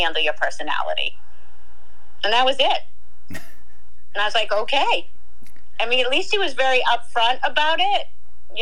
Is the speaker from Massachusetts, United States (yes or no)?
yes; Boston, Massachusetts, United States; I'm from Boston